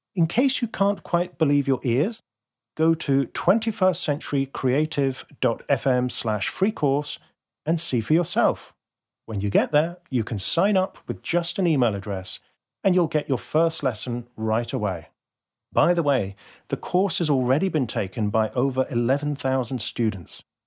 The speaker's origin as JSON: {"language": "English", "country": "United Kingdom", "said": "being terribly British"}